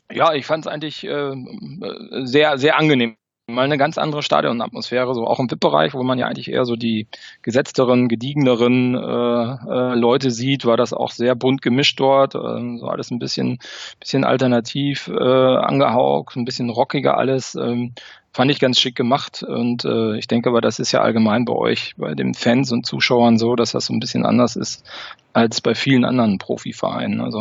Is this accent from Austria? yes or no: no; North Rhine-Westphalia, Germany; now in Paderborn, Germany; war in meiner Kindheit immer sehr viel äh, beim FC in Köln, weil ich auch da in der Nähe geboren